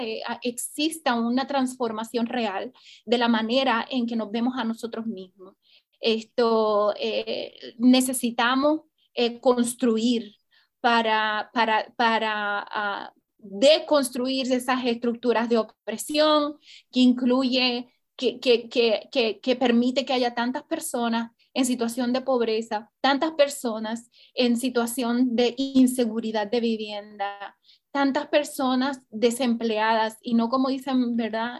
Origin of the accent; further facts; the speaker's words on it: Puerto Rico; como puertorriqueños